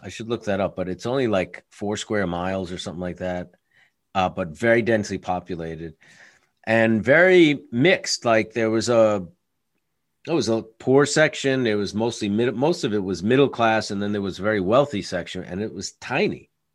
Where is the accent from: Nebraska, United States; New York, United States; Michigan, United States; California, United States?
New York, United States; as a New Yorker